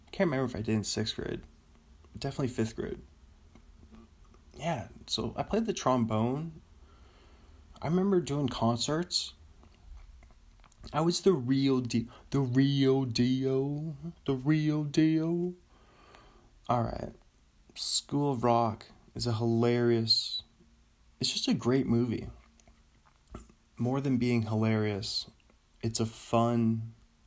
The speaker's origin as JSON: {"language": "English", "country": "United States", "said": "we as an American"}